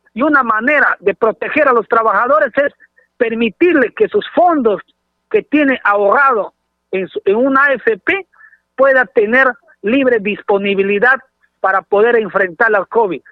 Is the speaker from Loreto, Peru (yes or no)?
yes; Loreto, Peru